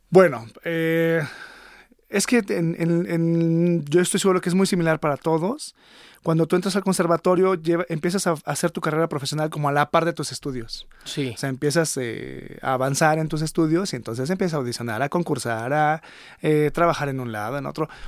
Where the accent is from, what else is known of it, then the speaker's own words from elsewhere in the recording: Monterrey, Nuevo León, Mexico; born there; Nací en Monterrey, andaba de aventurera